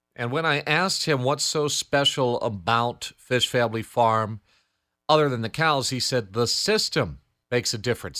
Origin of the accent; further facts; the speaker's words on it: Andover, Connecticut, United States; where I grew up in Andover